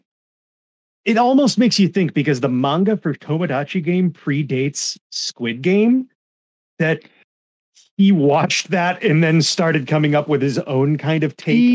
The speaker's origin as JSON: {"language": "English", "country": "United States", "tie": "born or raised there", "said": "Gridman, we grew up with it in America as Superhuman Samurai Cyber Squad"}